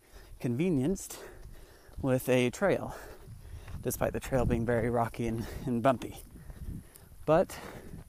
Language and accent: English; Utah, United States; being born in, growing up in Utah